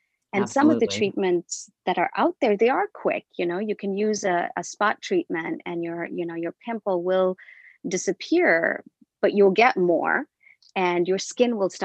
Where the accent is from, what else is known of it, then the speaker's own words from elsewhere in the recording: India; moved away; I'm originally from India and we use a lot of spices and herbs in our beauty